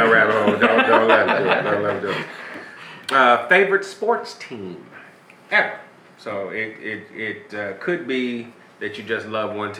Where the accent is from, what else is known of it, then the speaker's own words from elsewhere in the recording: Chicago, Illinois, United States; things I remember growing up in Chicago